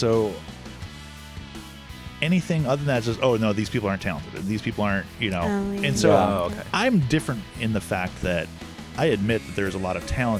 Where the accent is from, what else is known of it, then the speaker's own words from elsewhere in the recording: Orlando, Florida, United States; I grew up in Orlando, Florida.